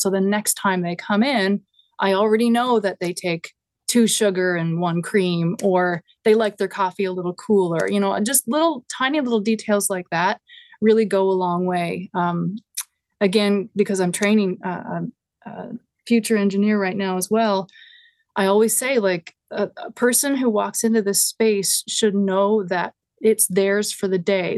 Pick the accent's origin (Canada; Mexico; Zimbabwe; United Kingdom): Canada; Grand Falls-Windsor, Newfoundland and Labrador; now in Hamilton, Canada; my hometown started an annual festival called the Salmon Festival. And they would get acts, like, the first one had the …. And it was, like, highly regarded. I think the … did a couple there. And, and it makes no sense for a small town, Newfoundland